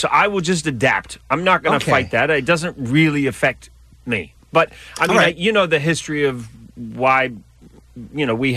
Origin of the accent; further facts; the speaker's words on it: New Zealand; now in United States; I come from New Zealand